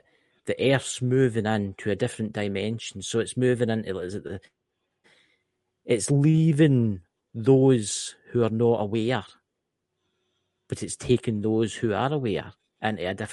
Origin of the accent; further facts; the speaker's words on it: Scotland, United Kingdom; I'm Scottish